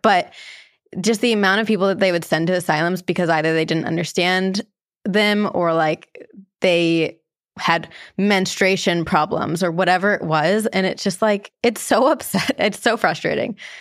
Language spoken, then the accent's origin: English; New Jersey, United States; I grew up in New Jersey